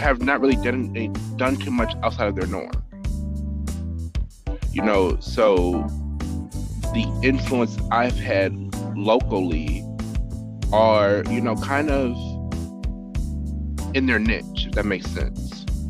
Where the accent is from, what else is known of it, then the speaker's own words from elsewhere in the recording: Lorain, Ohio, United States; also born or lived in Las Vegas; growing up in Lorain, me having those ideas to do such things were weird to some people.